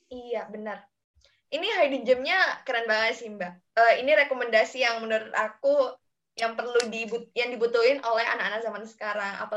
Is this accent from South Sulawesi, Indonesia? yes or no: yes; South Sulawesi, Indonesia; soalnya kampung aku kan deket-deket Makassar juga ya. Eh, dekat-dekat Palopo, tahu nggak sih?